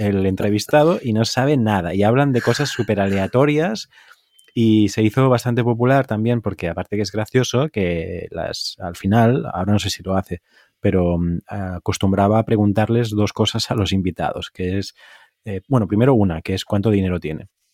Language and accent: Spanish; Tarragona, Catalonia, Spain; yo soy catalán